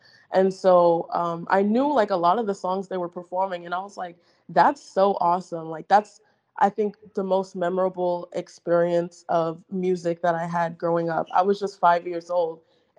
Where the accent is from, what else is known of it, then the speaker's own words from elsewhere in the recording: Arizona, United States; So Arizona specifically, not at all. It was really dry and boring, like growing up.